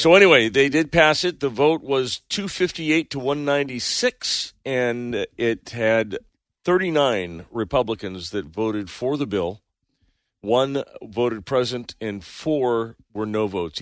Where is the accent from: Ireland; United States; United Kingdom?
United States; Bay Area, California; I grew up in the Bay Area